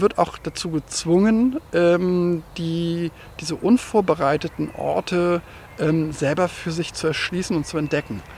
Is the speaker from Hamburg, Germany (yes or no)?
no; Hanover region, Lower Saxony, Germany; auf meinem Heimatdorf, aus dem ich äh, ursprünglich mal ähm, herkomme und aufgewachsen bin